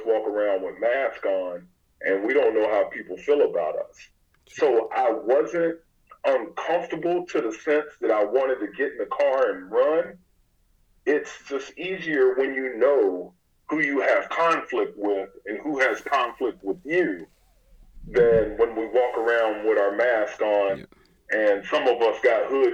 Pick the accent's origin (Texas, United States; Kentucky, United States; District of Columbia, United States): Kentucky, United States; Pikeville; I grew up in a small eastern Kentucky town in what most people know as Appalachia